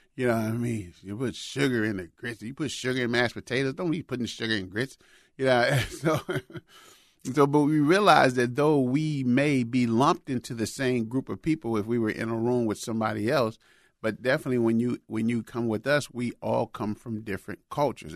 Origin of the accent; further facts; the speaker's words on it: Chicago, Illinois, United States; moved away; Chicago is, is my hometown where I grew up